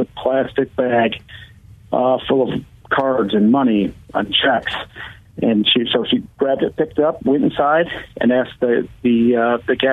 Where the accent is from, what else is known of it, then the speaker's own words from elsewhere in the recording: Grand Rapids, Michigan, United States; because I'm from Grand Rapids.